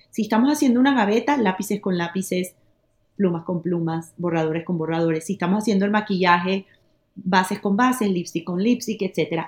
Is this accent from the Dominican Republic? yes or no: no; Panama; now in Miami, United States; yo como panameña